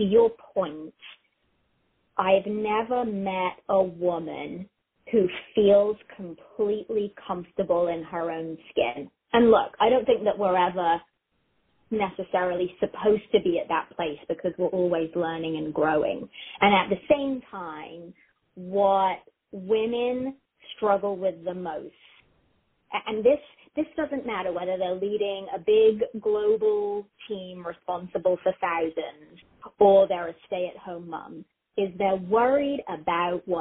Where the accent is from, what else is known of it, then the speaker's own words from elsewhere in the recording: South West England, United Kingdom; accent: English; moved away as an adult; also born or lived in United States; now in Columbus, United States; raised in England, in the southwest of England. And I moved back here when I was about 22.